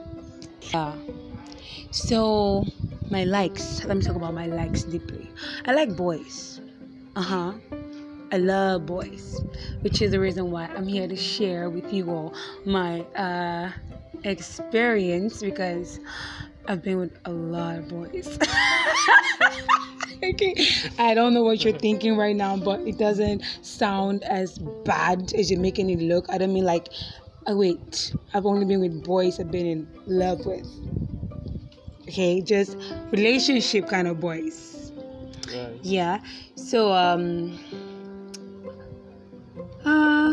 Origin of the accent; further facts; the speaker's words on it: Akwa Ibom, Nigeria; I am a Nigerian. I'm from Akwa Ibom State, which is in Nigeria